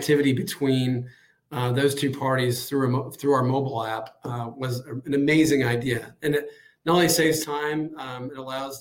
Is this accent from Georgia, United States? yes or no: no; Austin, Texas, United States; moved away as an adult; now in Jacksonville, United States; I'm originally from Austin, Texas